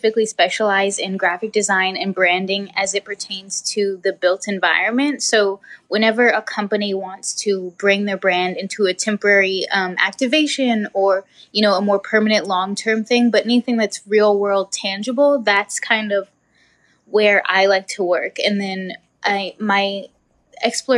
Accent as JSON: {"language": "English", "region": "New Mexico", "country": "United States", "tie": "born or raised there", "said": "I grew up in New Mexico"}